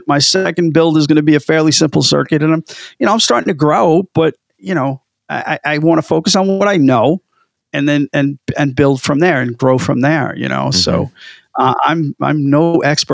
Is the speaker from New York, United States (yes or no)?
yes; New York, United States; accent: New York; moved away as an adult; now in New England, United States; I'm still a New Yorker